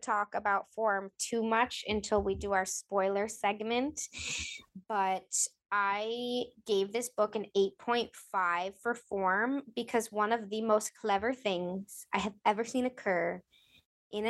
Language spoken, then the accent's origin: English; New England, United States; I'm from New England